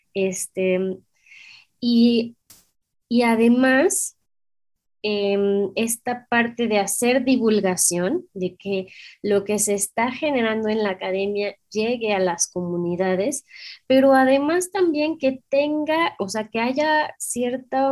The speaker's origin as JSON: {"language": "Spanish", "country": "Mexico", "said": "somos mexicanas"}